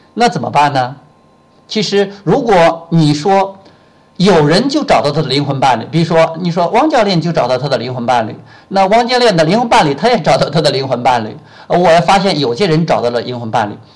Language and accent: Chinese; China; moved away as an adult; also born or lived in Shenzhen; 我从深圳回到我们老家武阳